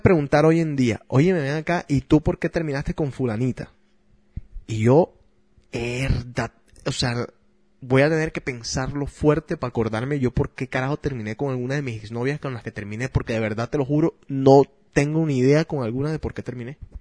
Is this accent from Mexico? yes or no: no; Barranquilla, Atlántico, Colombia; obviamente soy barranquillero, soy colombiano